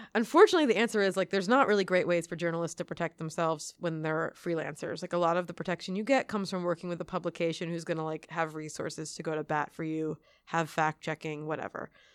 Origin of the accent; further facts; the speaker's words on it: outside of Philadelphia, Pennsylvania, United States; now in Queens, United States; I grew up outside of Philadelphia, so, like, an hour north of Philadelphia